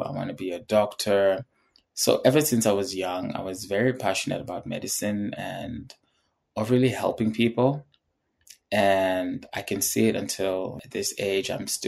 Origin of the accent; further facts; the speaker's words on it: Uganda; also born or lived in Zimbabwe; So I would say I have way more stories about growing up in Uganda than I did in Zimbabwe.